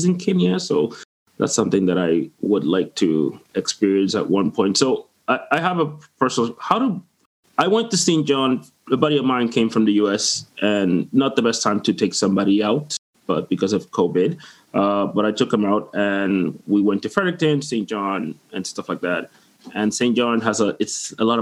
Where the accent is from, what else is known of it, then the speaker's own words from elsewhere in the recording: Dominican Republic; now in Moncton, Canada; I'm from the Dominican Republic